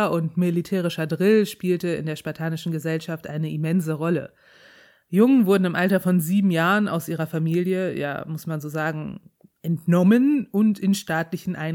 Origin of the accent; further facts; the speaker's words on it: Rhineland, Germany; Ich komme aus dem Rheinland, kann ich nicht.